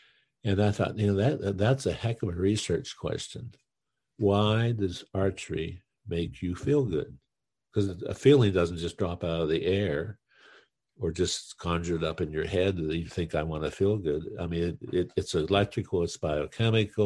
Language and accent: English; Western Pennsylvania, United States; I was from Western Pennsylvania, where there's some decent ski slopes